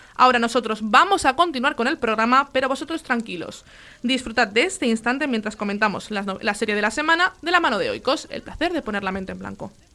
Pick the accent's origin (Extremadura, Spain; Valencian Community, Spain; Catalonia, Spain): Catalonia, Spain; Gavà; que aparte es paisana, es de mi pueblo, de Gabá